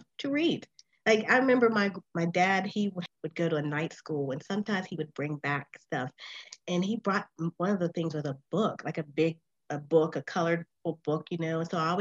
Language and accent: English; Sewickley, Pennsylvania, United States; I was born in Swickley, Pennsylvania, and it's a suburb of Pittsburgh, Pennsylvania, in the United States